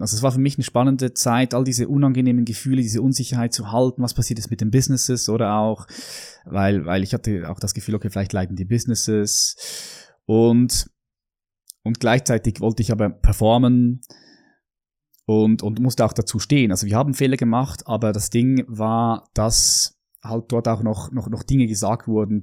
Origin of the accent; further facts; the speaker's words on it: Switzerland; ich bin hier in der Schweiz aufgewachsen